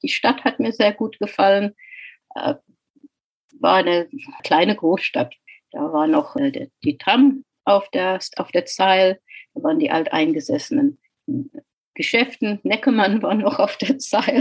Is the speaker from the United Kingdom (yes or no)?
yes; England, United Kingdom; German is a second language; moved away as an adult; also born or lived in Kuwait / Salford; now in Frankfurt, Germany; geboren bin ich in Kuwait, da meine Eltern äh, dort und mein Vater dort berufstätig war und kam mit acht Jahren nach England